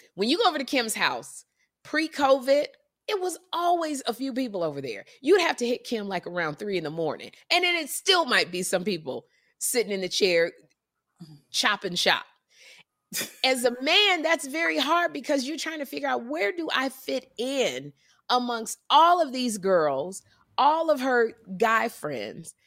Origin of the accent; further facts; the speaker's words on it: Chicago, Illinois, United States; I'm from Chicago